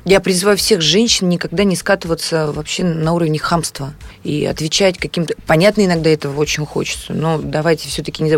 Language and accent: Russian; Moscow, Russia; к себе в квартиру, которая находится на такой-то улице, это мой город